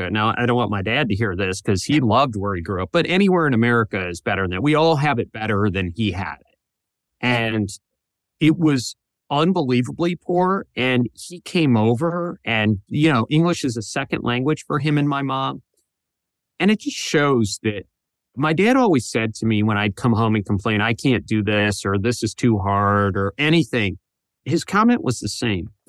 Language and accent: English; Toledo, Ohio, United States; Yeah, I'm from Toledo, which is northern Ohio, but oh, close enough, right?